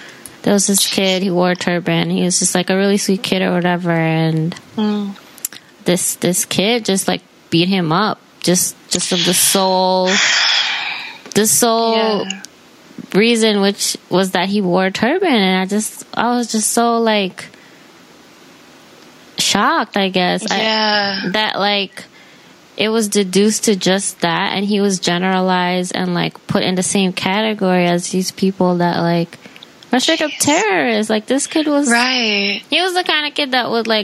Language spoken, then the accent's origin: English; New York City, New York, United States; I grew up in Jamaica